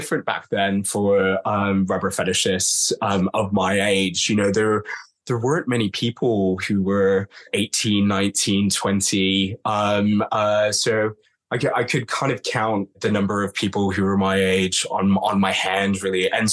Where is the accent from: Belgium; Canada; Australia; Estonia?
Canada; Toronto, Ontario; now in London, United Kingdom; I'm from Toronto originally, but I grew up in the London fetish scene effectively. So as a 17-year-old